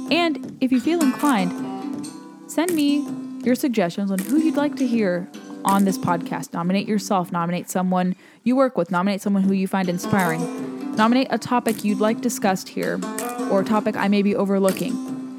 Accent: California, United States; now in Washington, D.C. area, United States; California, my home state

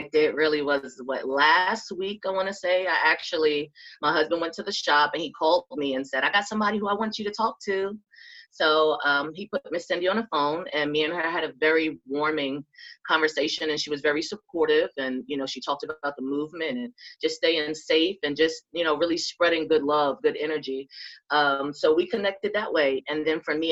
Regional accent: New York City, New York, United States; now in North Carolina, United States; I came to North Carolina from New York. I'm from Jamaica, Queens

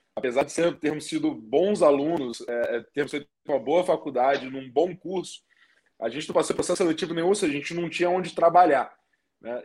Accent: Espírito Santo, Brazil; eu sou lá do Espírito Santo, tenho vinte e nove anos hoje

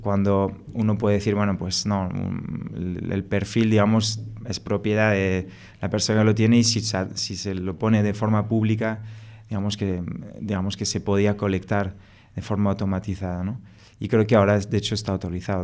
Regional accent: France; Spanish is a second language; moved away as an adult; now in Spain; Yo soy franco-español, eh, me crié en Francia, por eso me, pegué este acento.

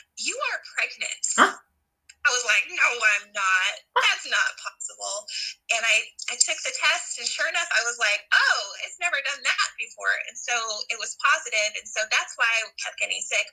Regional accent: Bailey, Colorado, United States; moved away as an adult; also born or lived in Denver, Colorado; now in Montana, United States; I was born in Denver. My parents moved us to the Rocky Mountains when I was five, and I grew up in a very small mountain community Bailey, Colorado

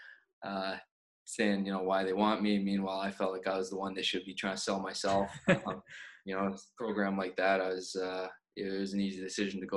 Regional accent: Winnipeg, Manitoba, Canada; moved away as an adult; growing up in Winnipeg

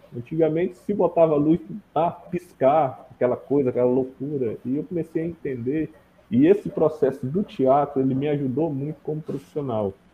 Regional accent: Acre, Brazil; moved away as an adult; also born or lived in Northeast Brazil; now in Cruzeiro do Sul, Brazil; Eu sou acriano

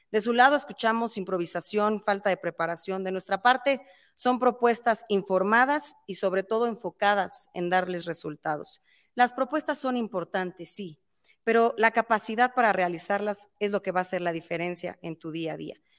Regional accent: State of Mexico, Mexico; los mexiquenses somos mexicanos dos veces, por patria y por provincia

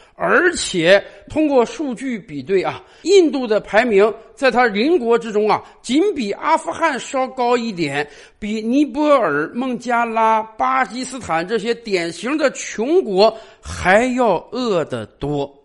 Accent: China; 我们中国人

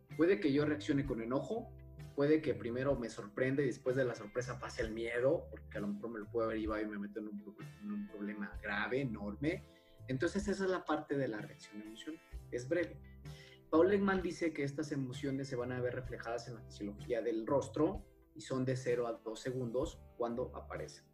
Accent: Jalisco, Mexico; soy del estado de Jalisco

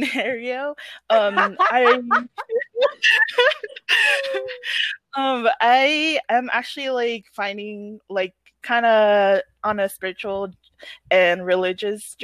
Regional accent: Pohnpei, Micronesia; also born or lived in Chuuk; I was born on Pompeii and I grew up on Pompeii

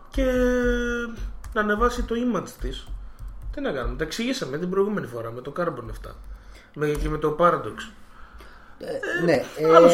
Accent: Cyprus; Είμαστε από Κυπρός.

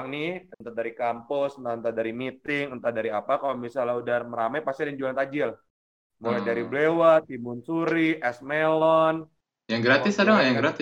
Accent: Padang, West Sumatra, Indonesia; karena gue orang Padang ya, tiba-tiba santan semua.

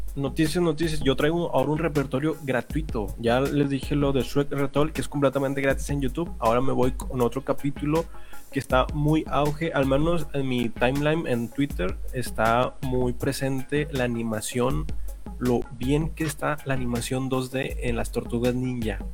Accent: Monterrey, Nuevo León, Mexico; somos regios.

